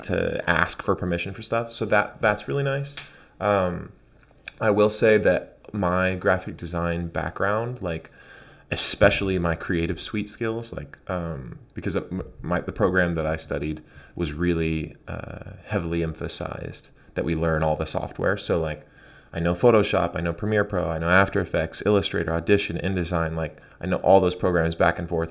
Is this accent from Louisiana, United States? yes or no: no; Arizona, United States; moved away as an adult; now in Portland, United States; I actually grew up really close to Mexico in Arizona.